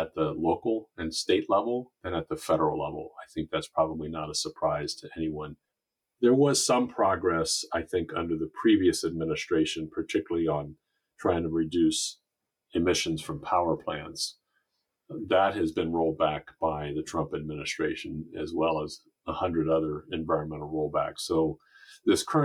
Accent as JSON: {"language": "English", "town": "Cheverly", "region": "Maryland", "country": "United States", "tie": "born or raised there", "said": "here in my hometown of Cheverly, Maryland"}